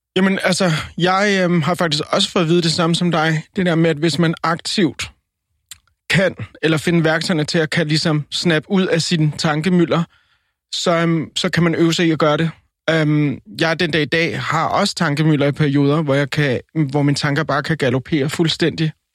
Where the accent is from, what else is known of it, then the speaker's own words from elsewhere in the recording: Colombia; now in Denmark; jeg er colombianer